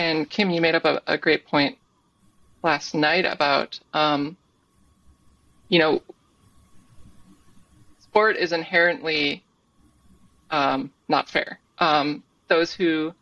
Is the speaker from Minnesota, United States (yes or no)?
yes; Minnesota, United States; moved away; also born or lived in Vermont; growing up in Minnesota, kind of the Midwest